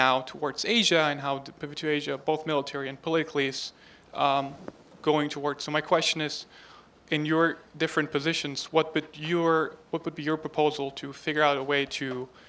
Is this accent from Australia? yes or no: no; Germany; moved away; I'm a student at the Fletcher School. I'm from Germany, and I work for the delegation of the European Union